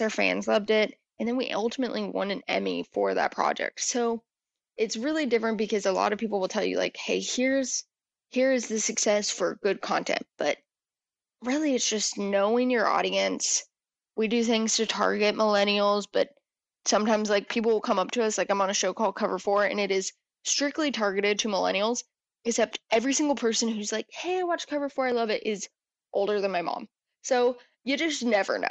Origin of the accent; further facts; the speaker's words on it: New Mexico, United States; moved away as an adult; now in Dallas, United States; I am from New Mexico